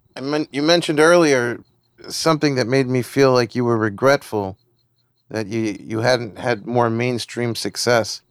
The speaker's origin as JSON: {"language": "English", "country": "United States", "tie": "born or raised there", "said": "growing up in America"}